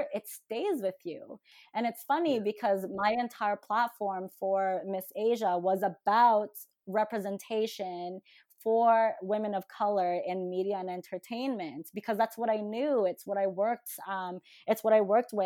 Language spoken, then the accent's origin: English; Calgary, Alberta, Canada; born or raised there; English is a second language; also born or lived in Manila, Philippines